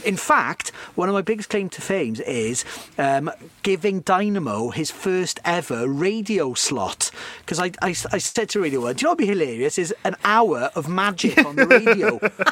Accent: Cardiff, Wales, United Kingdom; growing up in Cardiff in the mid to late 90s, you might well have ended up at one of my Houdini parties

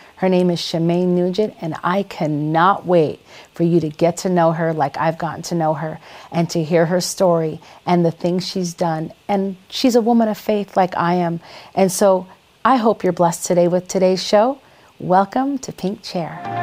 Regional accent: Minnesota, United States; accent: Minnesota; moved away; also born or lived in Wisconsin; I'm really originally from Minnesota, so I have kind of like a Minnesota accent

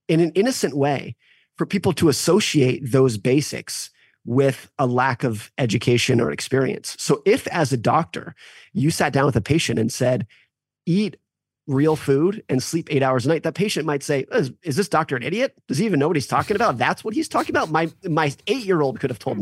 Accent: United States; What I have experienced as an American

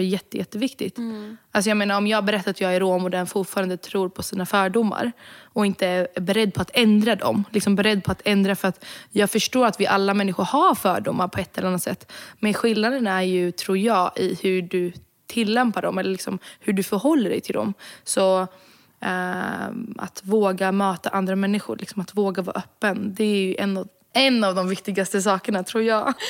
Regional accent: Sweden; jag är född och uppvuxen i Sverige

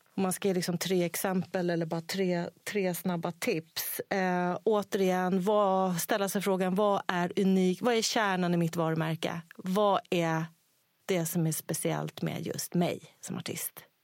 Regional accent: Sweden; jag är svensk ändå.

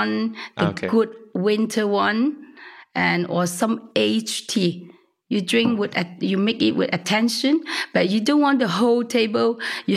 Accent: Hong Kong; also born or lived in Chaozhou (father's hometown); I was born in Hong Kong, first generation

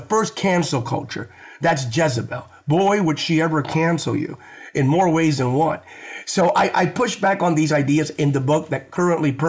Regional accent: Bethlehem, Pennsylvania, United States; I was raised in Bethlehem, Pennsylvania.

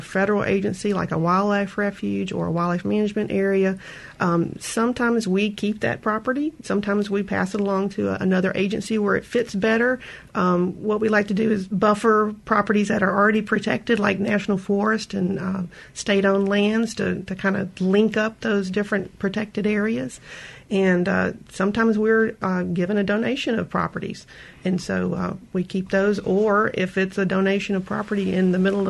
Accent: George County, Mississippi, United States; I grew up around there in George County

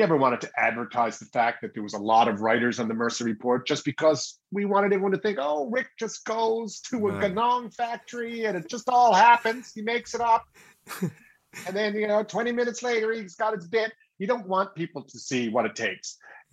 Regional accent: St. John's, Newfoundland and Labrador, Canada; Well, I'm of course going to say St. John's, Newfoundland.

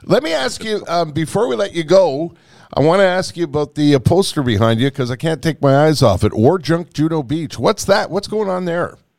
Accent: Canada; We're Canadian

